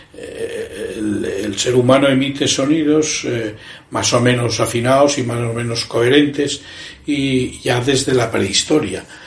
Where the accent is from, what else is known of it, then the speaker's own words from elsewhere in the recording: Cangas de Narcea, Asturias, Spain; also born or lived in Pichán; now in Madrid, Spain; yo soy un asturiano, emigrante eh, y músico